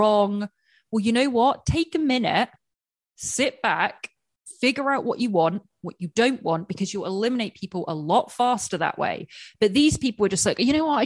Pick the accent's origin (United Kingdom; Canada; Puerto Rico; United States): United Kingdom; England; moved away; growing up in England with a huge Indian population